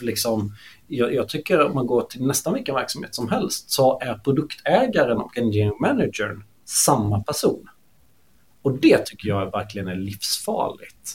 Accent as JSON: {"language": "Swedish", "region": "Småland", "country": "Sweden", "said": "jag är smålänning"}